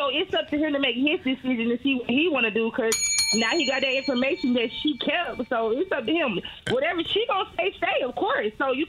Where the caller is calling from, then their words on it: Atlanta, Georgia, United States; I'm calling from Atlanta.